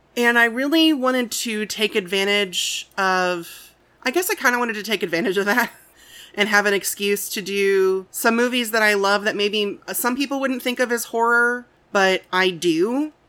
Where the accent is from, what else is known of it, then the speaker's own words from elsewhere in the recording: Midwest, United States; I've born and raised in the Midwest